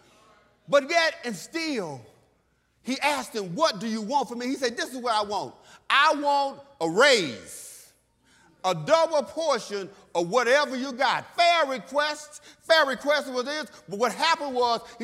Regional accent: Texas, United States; when I was a kid growing up in Texas, I grew up old school

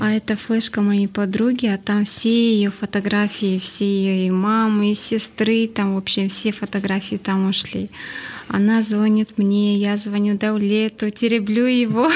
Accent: Astana, Kazakhstan; я сама родом с Акмулы, по идее, в то время она называлась Ахмула

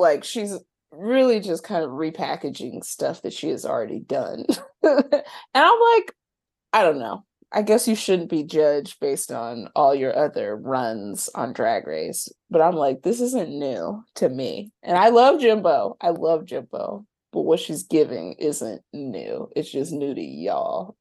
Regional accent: North Carolina, United States; my pocket of North Carolina

